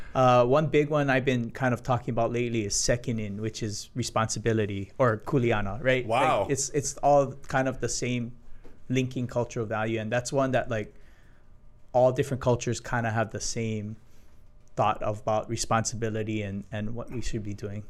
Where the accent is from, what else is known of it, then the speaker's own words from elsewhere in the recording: Hilo, Hawaii, United States; my parents moved to Hilo, and I was born in Hilo